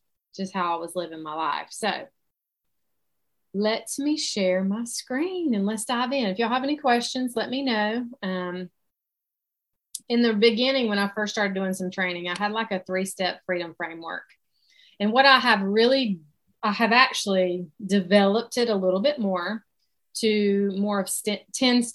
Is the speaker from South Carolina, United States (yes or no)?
yes; South Carolina, United States; accent: Southern; I live in South Carolina. So that is where my Southern accent comes from. And I've lived here my whole life